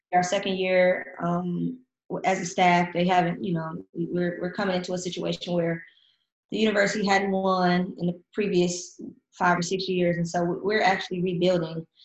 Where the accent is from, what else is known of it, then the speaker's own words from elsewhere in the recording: Cleveland, Ohio, United States; moved away as an adult; also born or lived in Finland / Germany; coming from Cleveland and the area that I come from